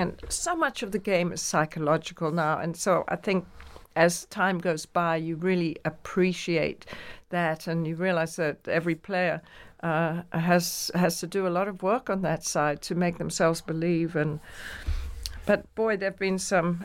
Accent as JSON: {"language": "English", "region": "England", "country": "United Kingdom", "moved": "yes", "lives_now": "New York, United States", "said": "I'm very English."}